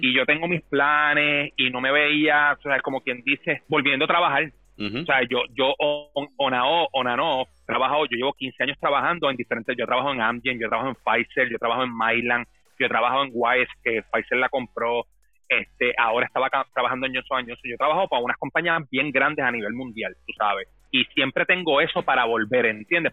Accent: Dorado, Puerto Rico; moved away; yo me crié en Dorado

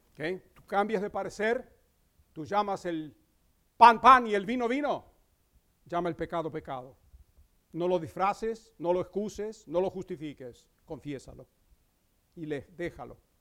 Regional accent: Crete, Greece; moved away; en la isla de Creta, donde yo nací

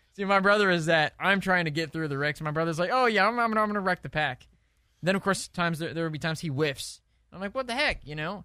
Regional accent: Indianapolis, Indiana, United States; I'm from Indianapolis

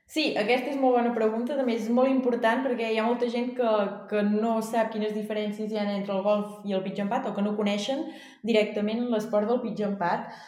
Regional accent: Vic, Catalonia, Spain; moved away; jo vaig néixer a Vic, per tant, si he sigut d'Osona sempre

